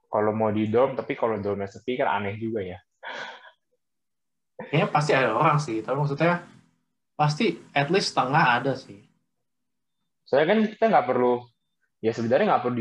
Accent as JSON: {"language": "Indonesian", "country": "Indonesia", "said": "Gue dari Indo dan ya koko gue dari ya sono."}